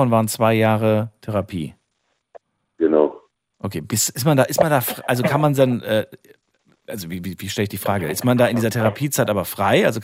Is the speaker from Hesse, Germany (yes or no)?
yes; Frankfurt, Hesse, Germany; wir kommen beide aus Frankfurt und wir heißen beide ….